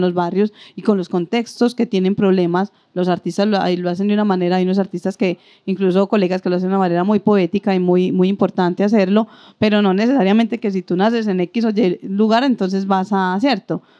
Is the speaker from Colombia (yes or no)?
yes; Antioquia, Colombia; como buenos antioqueños somos bastante elitistas